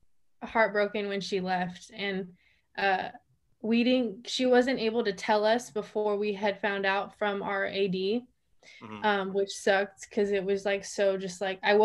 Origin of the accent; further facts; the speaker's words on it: Fresno, California, United States; moved away as an adult; also born or lived in Boise, Idaho; I was literally from Fresno